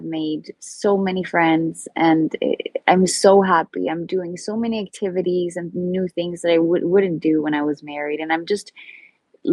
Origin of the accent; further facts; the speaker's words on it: Sweden; moved away; From Sweden. So I'm very far away from home.